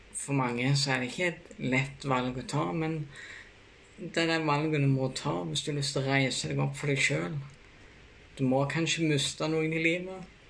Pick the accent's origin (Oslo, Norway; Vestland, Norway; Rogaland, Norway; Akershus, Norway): Rogaland, Norway; Bryne; moved away; also born or lived in Kristiansand / Notodden; Jeg kommer fra Rossland på Bryne